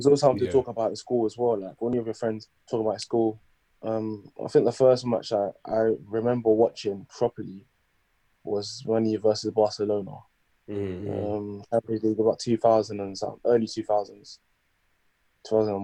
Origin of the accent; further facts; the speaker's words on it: Croydon, London, United Kingdom; also born or lived in Brighton; Caribbean background, growing up basically in South London, mainly that Croydon